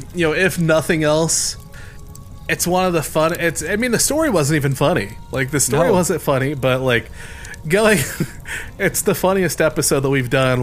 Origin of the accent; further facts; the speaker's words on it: Indiana, United States; We're from Indiana. And this is from Gary, Indiana.